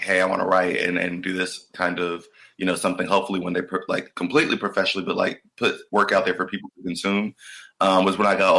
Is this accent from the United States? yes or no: yes; Atlanta, Georgia, United States; I identify as a creative. I'm from Atlanta, Georgia.